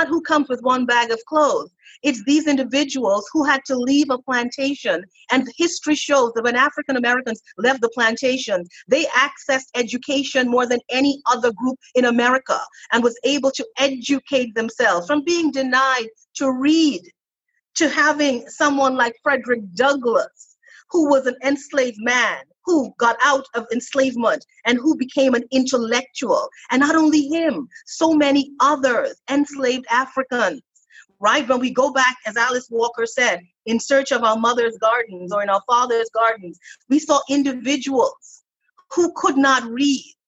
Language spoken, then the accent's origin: English; Toronto, Ontario, Canada; moved away; I grew up in Canada in the 70s